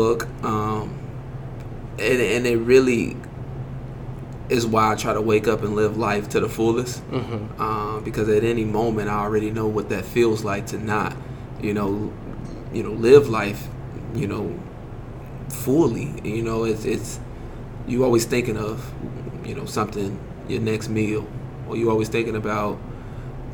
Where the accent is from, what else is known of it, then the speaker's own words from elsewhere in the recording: Chicago, Illinois, United States; now in Springfield, United States; I'm from the west side of Chicago.